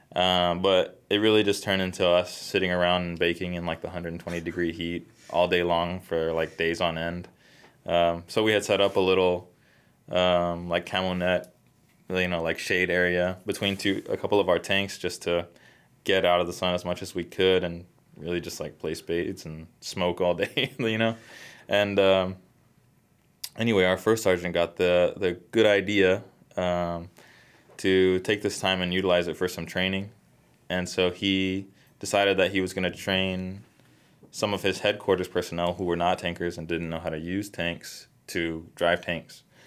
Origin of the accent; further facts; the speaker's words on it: Texas, United States; moved away as an adult; also born or lived in Colorado; I was in Colorado, but I'm originally from Texas. So we moved back to Texas